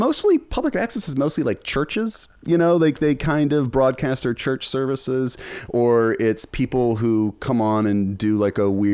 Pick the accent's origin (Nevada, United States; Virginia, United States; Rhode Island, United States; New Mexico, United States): Virginia, United States; Charlottesville; I started a public access show in my hometown of Charlottesville, which is now famous.